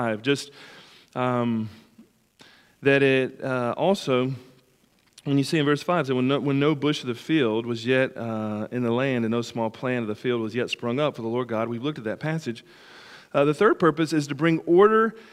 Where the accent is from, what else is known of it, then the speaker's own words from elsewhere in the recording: United States; growing up on the Tennessee River